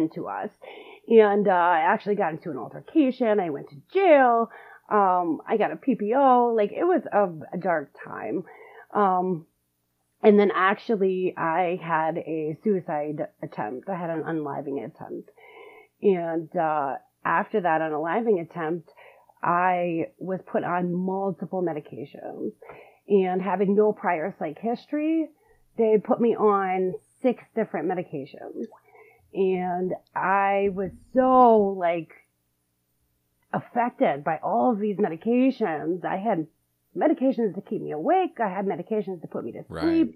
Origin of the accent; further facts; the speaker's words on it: Detroit, Michigan, United States; I am from Metro Detroit, Michigan